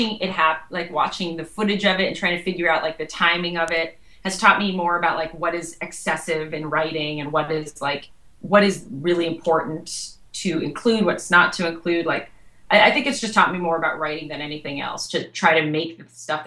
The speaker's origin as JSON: {"language": "English", "region": "Western Massachusetts", "country": "United States", "tie": "born or raised there", "moved": "yes", "lives_now": "New York, United States", "said": "where I grew up in Western Massachusetts"}